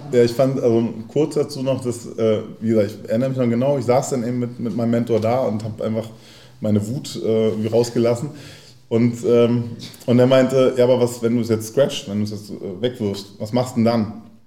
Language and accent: German; Berlin, Germany; ich bin in Neukölln in Gropiusstadt zur Schule gegangen. Also wer Gropiusstadt kennt, ist dann so ein bisschen, na, hat eben eine eigene Farbe. So ähm, in, in Neukölln und in Tempelhof aufgewachsen